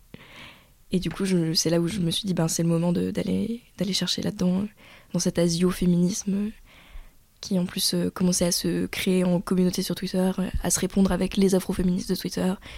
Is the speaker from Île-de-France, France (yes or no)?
yes; Paris, Île-de-France, France; moved away as an adult; now in Lyon, France; moi je suis née à Paris, que j'ai grandi à Paris